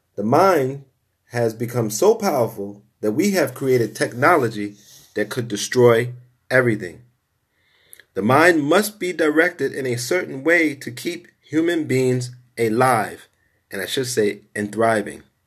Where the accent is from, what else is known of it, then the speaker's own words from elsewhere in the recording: New York City, New York, United States; I grew up in Brownsville, Brooklyn, nineteen eighties.